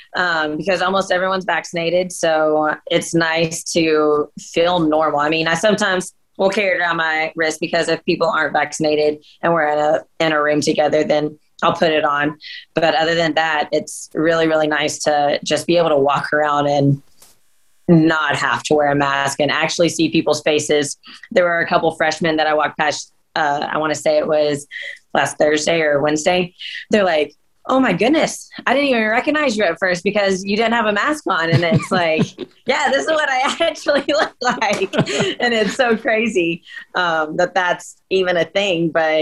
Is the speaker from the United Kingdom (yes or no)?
yes; Scotland, United Kingdom; I'm Scottish. So, and that's actually filmed where my family lives in Scotland.